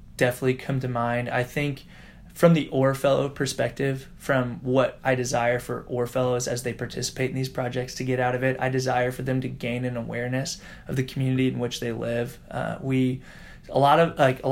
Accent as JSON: {"language": "English", "town": "Indianapolis", "region": "Indiana", "country": "United States", "tie": "born or raised there", "said": "I've had the privilege of growing up in Indianapolis, born and raised here, went to Butler University, literally have not left Indianapolis in any living capacity my entire life"}